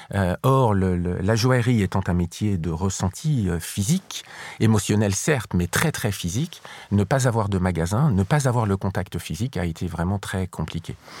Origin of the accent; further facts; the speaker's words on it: France; Lorsqu'on est français